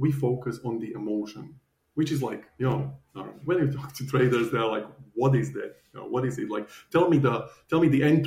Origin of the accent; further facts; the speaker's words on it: Slovakia; moved away as an adult; now in Australia; So I'm originally from Slovakia, and I used to work as a financial advisor